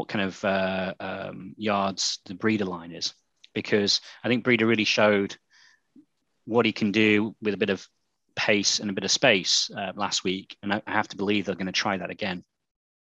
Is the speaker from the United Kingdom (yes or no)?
yes; United Kingdom; accent: British; my British accent